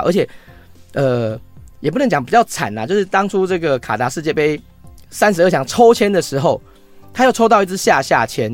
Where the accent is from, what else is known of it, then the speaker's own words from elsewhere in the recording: Taiwan; 我们台湾人